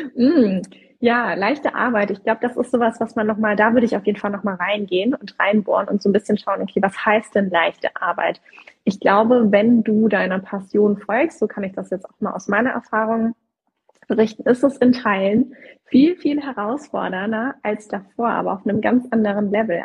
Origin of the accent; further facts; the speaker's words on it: Southern Germany, Germany; ich komme aus Süddeutschland, das ist auch diese Schaffen-Mentalität, ne? also schaffe, schaffe, Häusle bauen